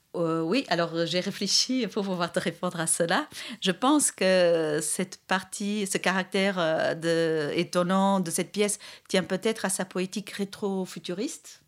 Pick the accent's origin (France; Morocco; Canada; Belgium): Belgium; Brussels, Brussels-Capital Region; je suis de Bruxelles